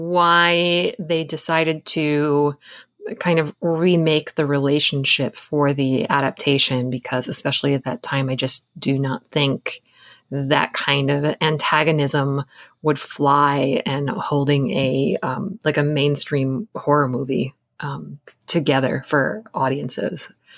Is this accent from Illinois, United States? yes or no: no; Michigan, United States; I come from Michigan, and I just know that like the backwoods of Michigan is still terrifying to me.